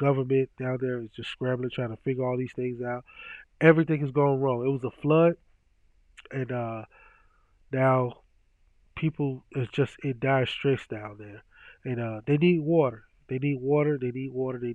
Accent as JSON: {"language": "English", "region": "Mississippi", "country": "United States", "tie": "born or raised there", "moved": "yes", "lives_now": "Omaha, United States", "said": "I am a Mississippi native. Mississippi is my home state"}